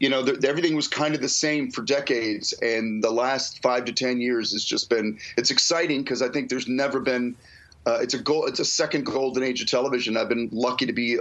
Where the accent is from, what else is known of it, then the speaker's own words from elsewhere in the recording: Detroit, Michigan, United States; moved away as an adult; I grew up in Detroit